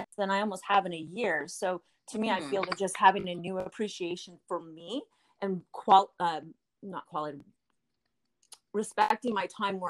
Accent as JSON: {"language": "English", "country": "Canada", "said": "I'm Canadian"}